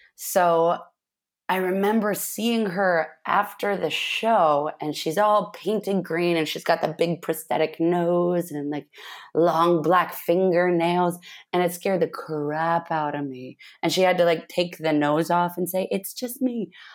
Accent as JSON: {"language": "English", "town": "Manson", "region": "Washington", "country": "United States", "tie": "born or raised there", "said": "I grew up in a tiny town called Manson, Washington, in the middle of, uh, rural Washington state"}